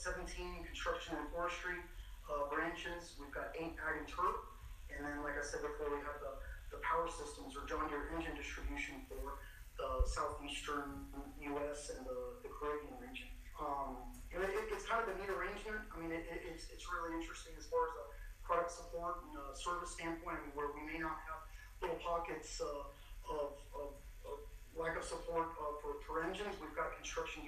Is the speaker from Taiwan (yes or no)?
no; Argentina; now in Georgia, United States; I'm actually from Argentina. Been in the States for north of 30 years, but my family farms in Argentina, 1,000-acre row crop operation around the Cordoba area.